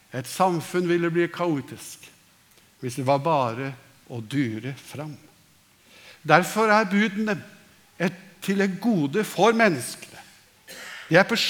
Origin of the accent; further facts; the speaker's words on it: Norway; vi som nordmenn